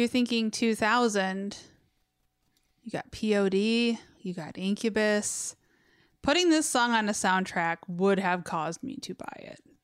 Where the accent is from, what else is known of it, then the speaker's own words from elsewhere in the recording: Westland, Michigan, United States; I grew up in Westland